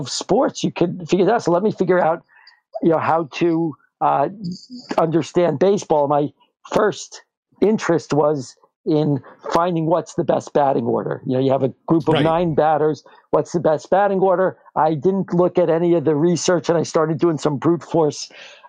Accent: New York, United States; now in New Jersey, United States; I grew up in New York

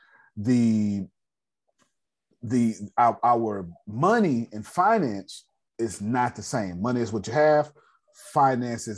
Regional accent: United States; I'm American

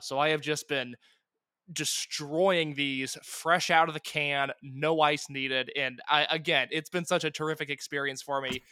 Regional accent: Indiana, United States; I'm from Indiana

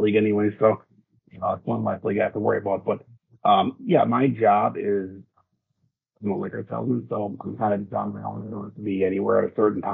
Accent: Wisconsin, United States; I'm from Wisconsin

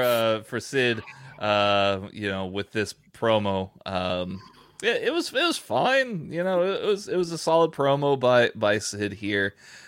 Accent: San Antonio, Texas, United States; I was born in San Antonio. I happen to go there quite often.

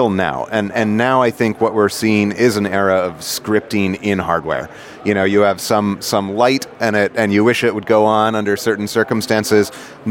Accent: New York, United States; moved away as an adult; now in Silicon Valley, United States; I'm a New Yorker.

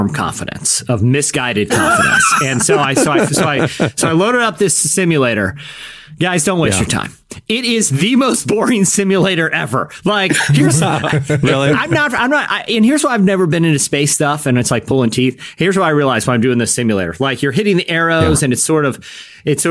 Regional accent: Virginia Beach, Virginia, United States; Virginia Beach, my hometown

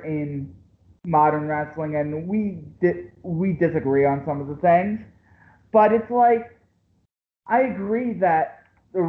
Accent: Philadelphia, Pennsylvania, United States; I'm from Philadelphia. Okay. I'm right outside of Philadelphia.

